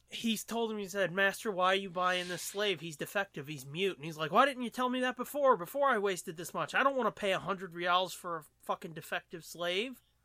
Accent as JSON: {"language": "English", "country": "United States", "said": "I'm American"}